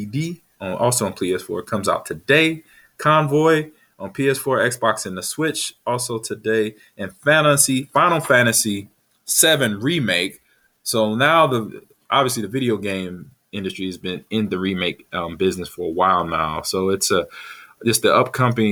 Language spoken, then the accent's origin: English; California, United States; I have friends that I grew up with in California